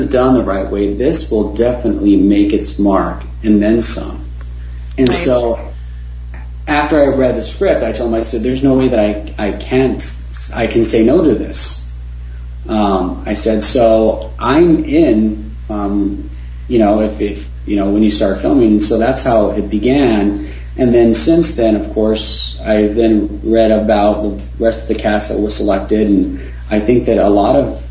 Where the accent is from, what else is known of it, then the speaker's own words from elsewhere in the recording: Tucson, Arizona, United States; I was raised in Tucson